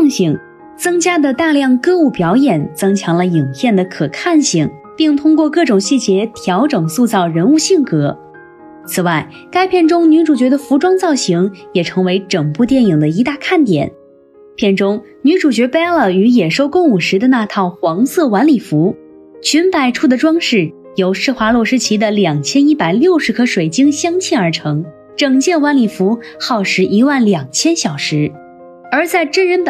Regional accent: China; 我们中国人欢迎外国人挪用中国故事

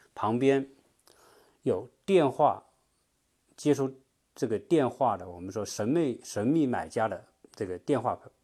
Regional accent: China; 我们中国人

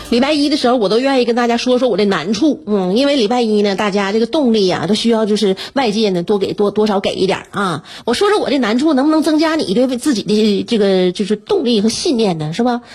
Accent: Northeast China, China; 身为东北人呐，我就对这个我们北方这个四季特别分明的这种温度，我就是很习惯了

